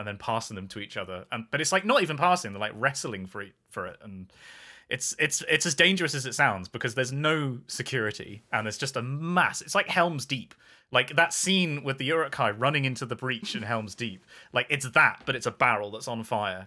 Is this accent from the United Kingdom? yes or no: yes; England, United Kingdom; I'm English